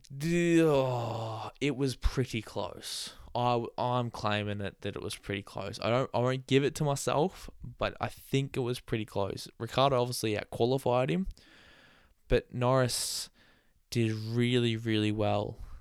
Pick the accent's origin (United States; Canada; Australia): Australia; I'm Australian.